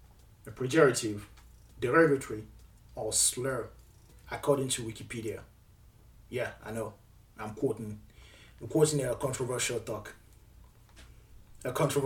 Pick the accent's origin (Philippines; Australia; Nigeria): Nigeria; also born or lived in Cameroon; now in United States; I was born in Cameroon, raised in Nigeria, and currently residing in the United States of America. I am Nigerian by nationality, American by naturalization.